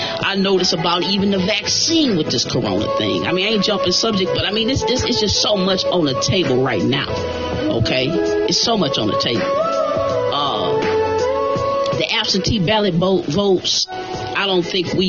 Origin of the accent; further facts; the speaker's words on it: United States; I'm an American. You know what I'm saying? That's my bloodline, my heritage. I'm an American.